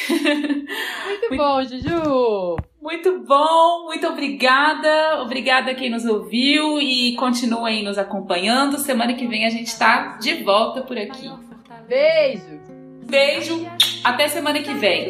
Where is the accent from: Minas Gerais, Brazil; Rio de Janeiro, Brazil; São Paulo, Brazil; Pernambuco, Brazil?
Minas Gerais, Brazil; eu sou mineira